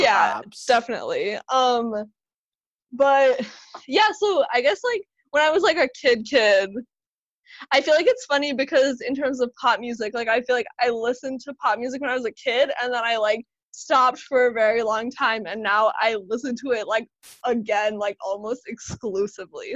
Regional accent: Serbia; moved away; I was born in Serbia, so like we listened to a lot of Serbian music

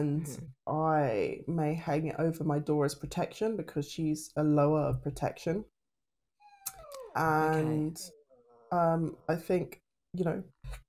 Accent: United Kingdom; the British stiff upper lip

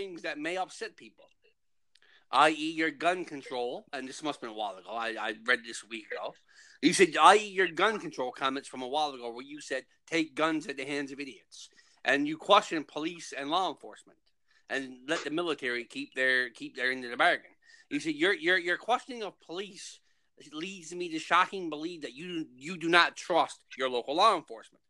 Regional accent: St. Anthony, Newfoundland and Labrador, Canada; in my hometown, There is no armed robberies

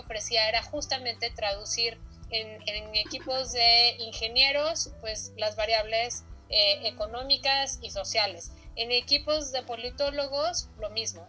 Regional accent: Mexico; tenemos como mexicanos

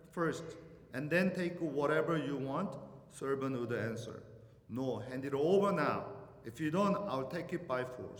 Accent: Venezuela; moved away; I'm from Venezuela

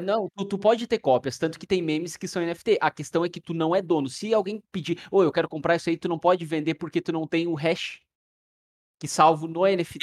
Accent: Torres, Rio Grande do Sul, Brazil; moved away; lá em Torres, na minha, na minha cidade natal

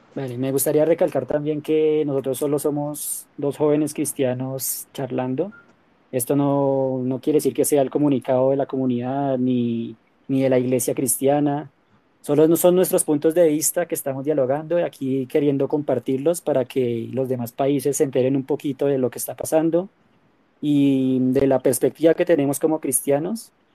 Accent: Colombia; qué crees que deberíamos hacer como colombianos

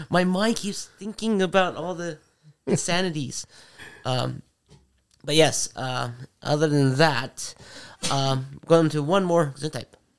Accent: Philippines; moved away; my home country, the Philippines.

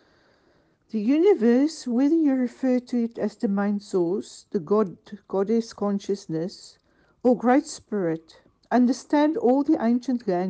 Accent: South Africa; moved away as an adult; now in Cornwall, United Kingdom; I was born and bred in South Africa

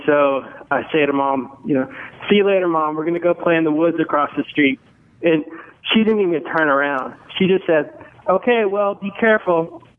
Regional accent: Alaska, United States; So I grew up in Alaska about 30 years ago.

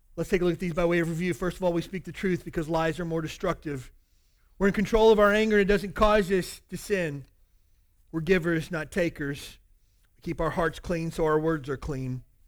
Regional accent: the South, United States; I grew up in the South

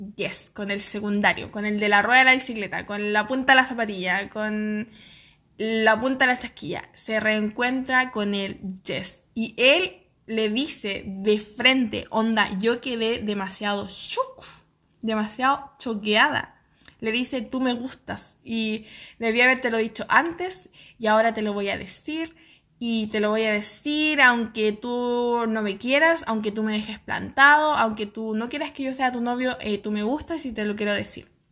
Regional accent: San Felipe, Valparaíso, Chile; todos los del colegio en San Felipe, mi pueblo

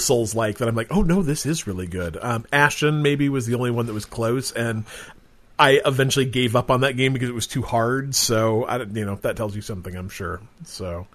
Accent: Utah, United States; growing up in Utah

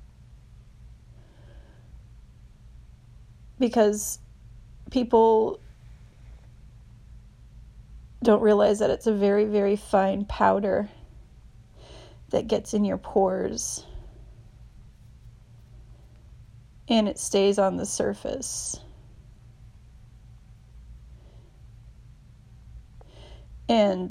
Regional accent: Texas, United States; moved away as an adult; now in San Francisco, United States; I was from Texas

